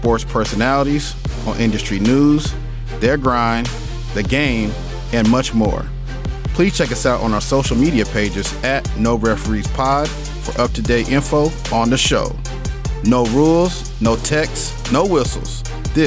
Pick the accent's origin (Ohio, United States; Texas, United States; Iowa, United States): Texas, United States; Arlington; moved away; also born or lived in New York City; I'm a native of Arlington, Texas